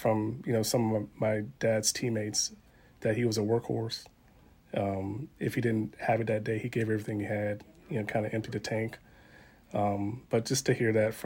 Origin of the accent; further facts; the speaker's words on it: Midlothian, Virginia, United States; we're from Midlothian, Virginia, not too far from here